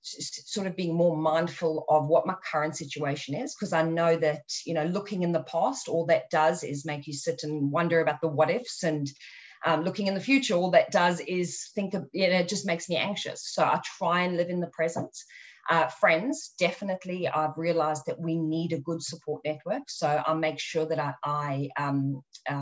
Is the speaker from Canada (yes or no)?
no; South Africa; growing up in South Africa